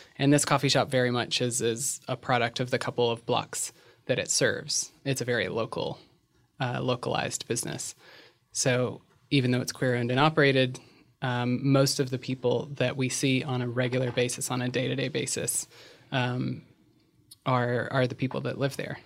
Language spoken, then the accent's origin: English; Virginia, United States; moved away as an adult; also born or lived in Shenandoah Valley; now in Los Angeles, United States; I'm a transgender woman who grew up in Virginia, relocated to L A about eight years ago